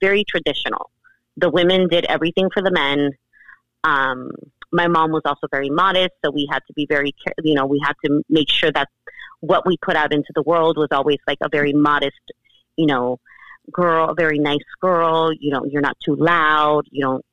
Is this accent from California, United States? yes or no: yes; Los Angeles, California, United States; I grew up in South Central in the 90s, in the 80s and 90s